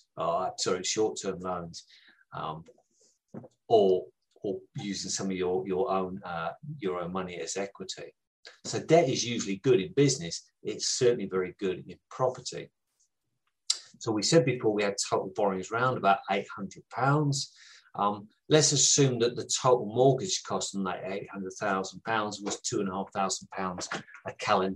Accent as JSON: {"language": "English", "country": "United Kingdom", "said": "I am from the South"}